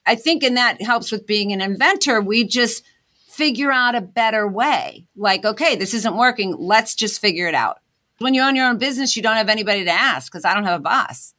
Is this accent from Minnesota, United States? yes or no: no; Pittsburgh, Pennsylvania, United States; moved away as an adult; also born or lived in Scranton, Pennsylvania; I'm originally from Pittsburgh, P